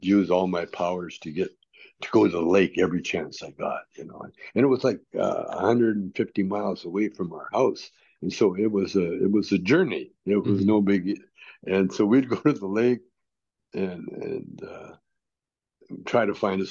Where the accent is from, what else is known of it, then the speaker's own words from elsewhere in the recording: Canada; I grew up in Canada